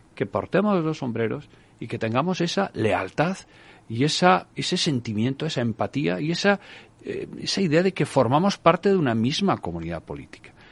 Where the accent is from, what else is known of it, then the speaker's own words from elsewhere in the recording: Galicia, Spain; a mí como gallego